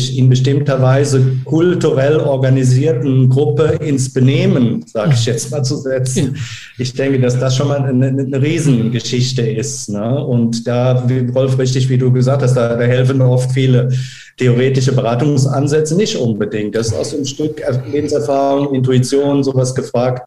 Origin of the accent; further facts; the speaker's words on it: Germany; auch als Deutscher